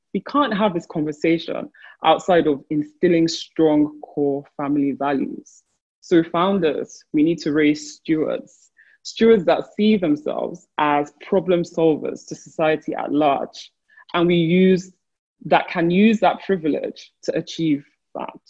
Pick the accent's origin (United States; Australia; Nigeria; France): Nigeria; My home country, Nigeria